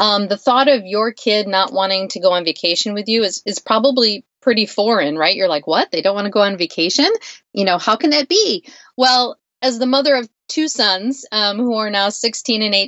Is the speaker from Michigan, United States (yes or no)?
yes; Western Michigan, United States; I grew up in Western Michigan